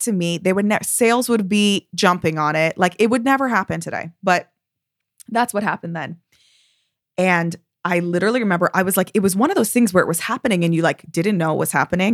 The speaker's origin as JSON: {"language": "English", "country": "United States", "also_born_or_lived": "Tel Aviv, Israel", "moved": "yes", "lives_now": "London, United Kingdom", "said": "I'm American"}